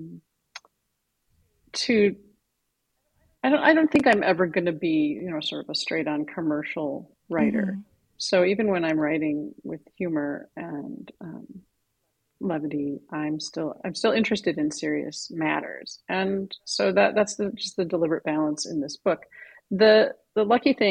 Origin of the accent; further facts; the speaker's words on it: Midwest, United States; I grew up in the Midwest.